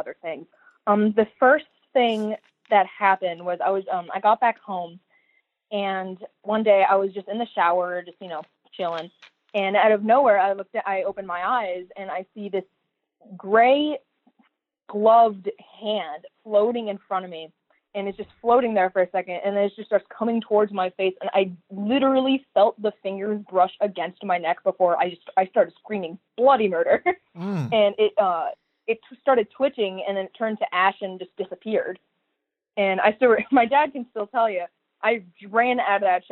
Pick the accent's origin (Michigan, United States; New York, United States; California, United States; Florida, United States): California, United States; San Diego; moved away; I was born and raised in San Diego, California.